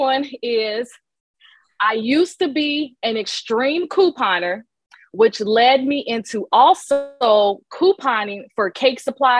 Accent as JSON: {"language": "English", "town": "Chicago", "region": "Illinois", "country": "United States", "tie": "born or raised there", "also_born_or_lived": "Romeoville, Illinois", "said": "I was born and raised in Chicago, but like you said, not to protect our identity. I feel like I do express that I'm located in a smaller town outside of Chicago. It's about 45 minutes to an hour outside of the heart of the city."}